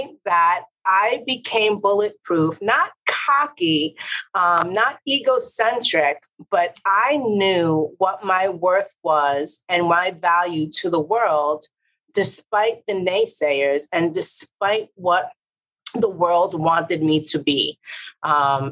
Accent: New York City, New York, United States; also born or lived in Puerto Rico; a Puerto Rican from the Bronx

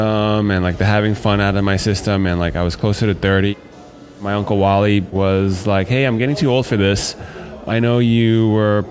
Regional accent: United States; As a Chinese-American or American-Chinese person

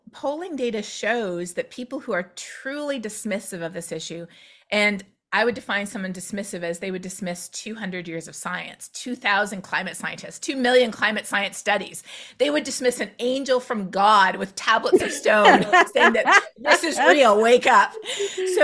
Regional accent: Canada; now in Texas, United States; I'm Canadian

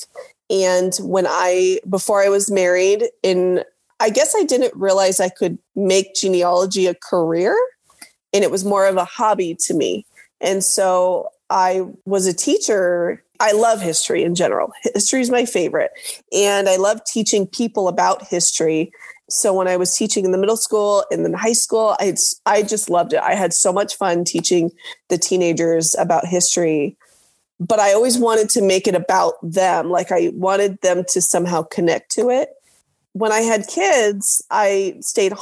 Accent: Orange County, Southern California, United States; moved away as an adult; also born or lived in Utah; now in Dallas, United States; I grew up in Southern California in Orange County area

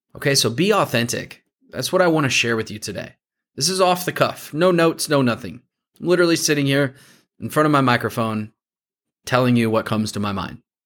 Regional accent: Warsaw, Indiana, United States; I grew up just outside of Warsaw.

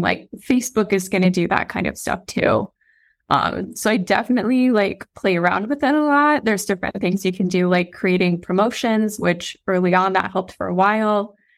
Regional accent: Iowa, United States; I'm a girl from Iowa

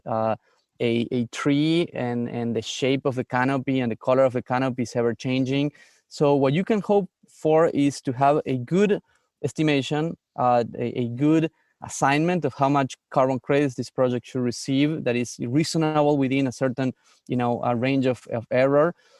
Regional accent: San Miguel de Tucumán, Tucumán, Argentina; moved away as an adult; also born or lived in Barcelona, Spain; now in United States; I grew up in the north of Argentina, in, in a place called Tucumán

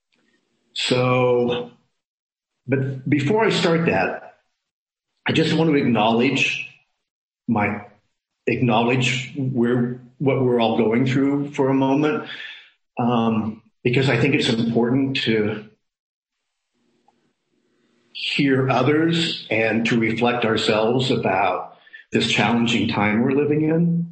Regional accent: Midwest, United States; now in San Francisco, United States; I come from the Midwest

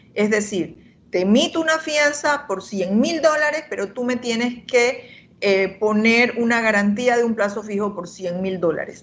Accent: Panama; todos somos panameños

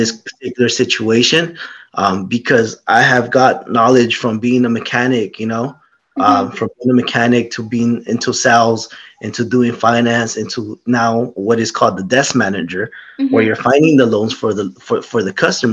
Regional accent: Lamont, California, United States; also born or lived in Bakersfield, California; I grew up in Lamont area, Wepatch area.

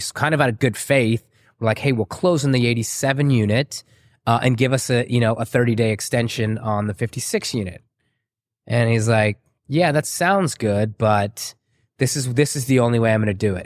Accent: San Antonio, Texas, United States; also born or lived in Waco, Texas / Chicago; I grew up in San Antonio.

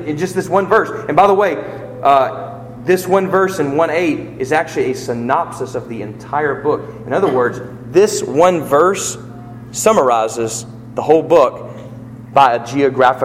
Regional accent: United States; We don't just live as citizens of America.

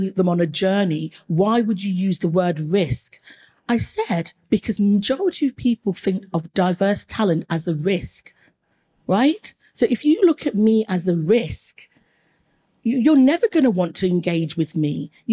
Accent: Leicester, East Midlands, United Kingdom; I grew up in Leicester, and Leicester has a huge Asian population

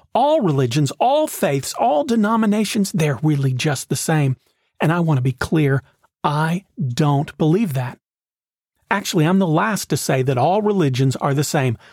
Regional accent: Knoxville, Tennessee, United States; When I was in high school, the Clarence Brown Theater in my hometown put on a production of The Music Man

